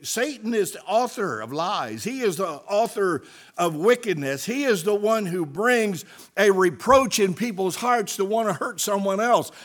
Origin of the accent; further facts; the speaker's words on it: United States; I stand fast as an American. I stand fast as a citizen of the United States of America.